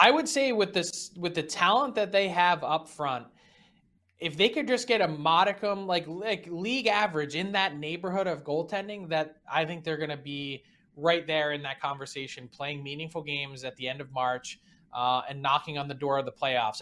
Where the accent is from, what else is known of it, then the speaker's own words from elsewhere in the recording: Philadelphia, Pennsylvania, United States; moved away; in my hometown